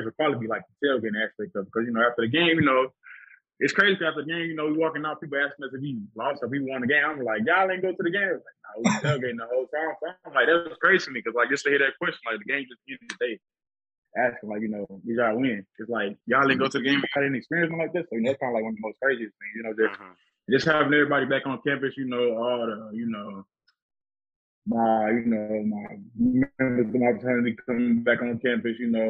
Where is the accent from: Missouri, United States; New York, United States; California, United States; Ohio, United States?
Missouri, United States; St. Louis; now in Houston, United States; I'm originally from St. Louis, but, you know, I spend, like, a majority of my time in Houston.